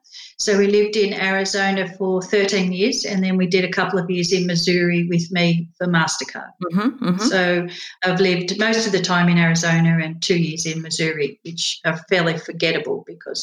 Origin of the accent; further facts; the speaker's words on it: Australia; now in United States; It doesn't matter whenever I speak in America, you're from Australia.